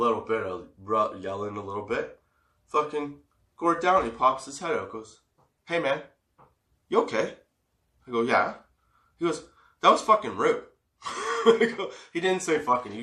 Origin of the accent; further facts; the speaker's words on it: Canada; Being Canadian